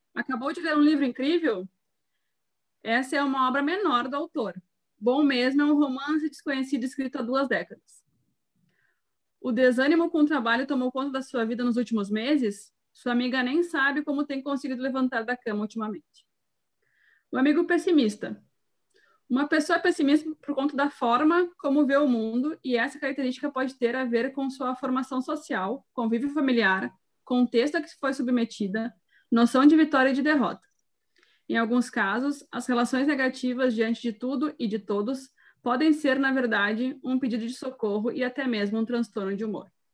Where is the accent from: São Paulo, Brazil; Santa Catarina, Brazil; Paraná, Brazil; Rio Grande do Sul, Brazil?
Rio Grande do Sul, Brazil; sou do Rio Grande do Sul, solteira, 30 anos